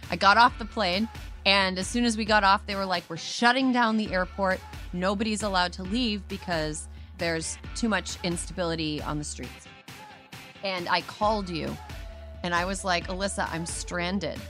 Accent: California, United States; as a Californian, as a California voter

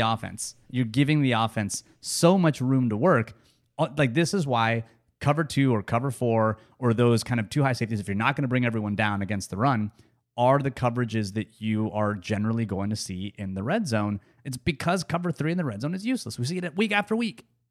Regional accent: United States; I'm an American.

